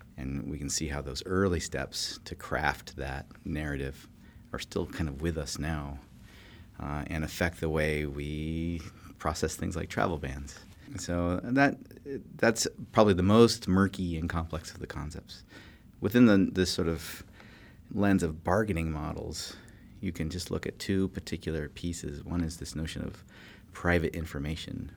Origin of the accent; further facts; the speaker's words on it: California, United States; moved away; I grew up in California